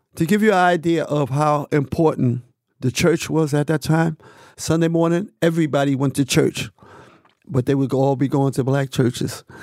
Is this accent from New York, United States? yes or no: yes; New York City, New York, United States; me growing up in Harlem